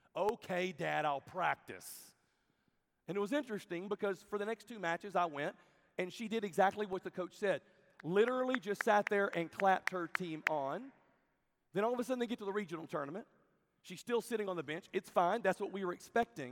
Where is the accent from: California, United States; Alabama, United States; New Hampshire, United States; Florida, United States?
Alabama, United States; Birmingham; I'm from Birmingham, Alabama.